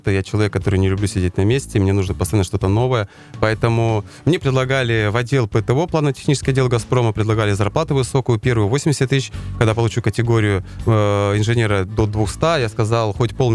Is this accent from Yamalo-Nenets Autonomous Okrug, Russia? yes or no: yes; Nadym, Yamalo-Nenets Autonomous Okrug, Russia; moved away as an adult; now in Kazan, Russia; я предприниматель из города Надыма. Два с половиной года живу уже в Казани.